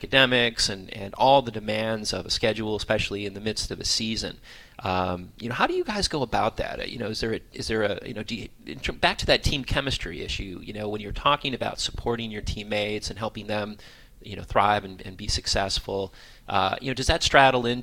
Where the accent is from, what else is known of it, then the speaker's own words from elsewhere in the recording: Buffalo, New York, United States; moved away as an adult; also born or lived in Hawaii; growing up in Buffalo, New York, the home of the Buffalo chicken wing